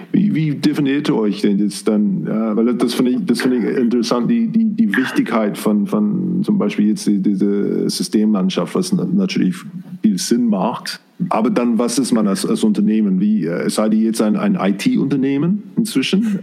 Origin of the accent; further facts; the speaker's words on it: New Zealand; German is a second language; moved away; ich komme auch aus, äh, aus Neuseeland